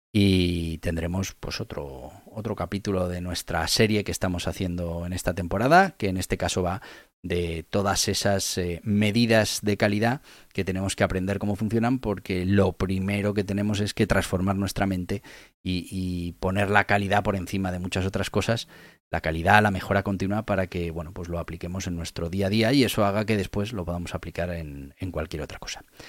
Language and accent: Spanish; Navarre, Spain; yo soy de Navarra